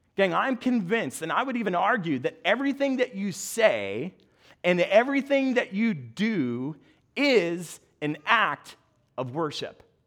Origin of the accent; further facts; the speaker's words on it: United States; moved away; also born or lived in New Jersey / Long Island; I'm a New Yorker.